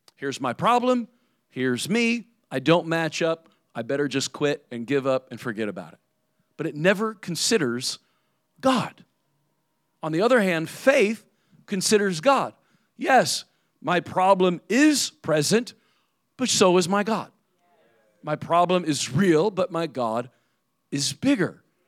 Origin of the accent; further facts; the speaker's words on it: Indiana, United States; now in South Florida, United States; I'm from Indiana. I'm from the north.